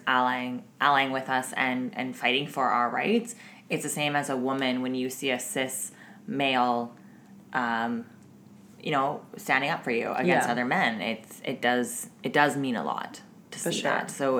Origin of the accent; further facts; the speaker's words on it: the South, United States; I'm from the South